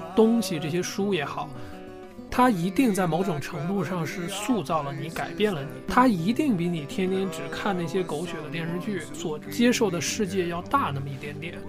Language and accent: Chinese; China; 我一个中国人背着包